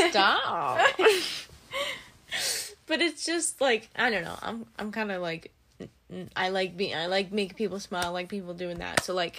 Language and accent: English; United States; because, like, Americans, we're stupid, we don't know geology.